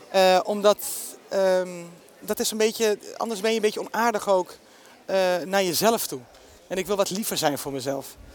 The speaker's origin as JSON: {"language": "Dutch", "town": "Amsterdam", "region": "North Holland", "country": "Netherlands", "tie": "born or raised there", "said": "Ik kom uit de Bijlmer"}